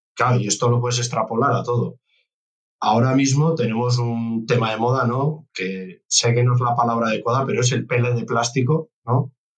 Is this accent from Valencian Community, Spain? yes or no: no; Navarre, Spain; nosotros somos Navarra, somos una comunidad pequeña, yo que provengo del ámbito rural